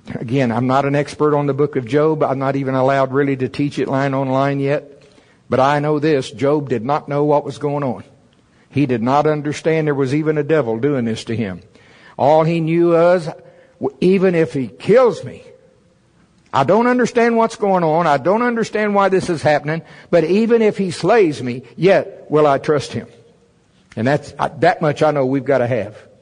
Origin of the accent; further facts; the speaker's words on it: United States; I'm from Pottawatomie County.